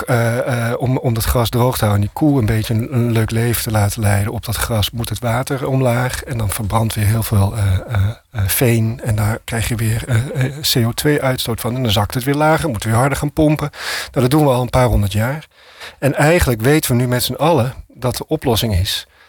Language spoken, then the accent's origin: Dutch; Amsterdam, North Holland, Netherlands; ik als Amsterdammer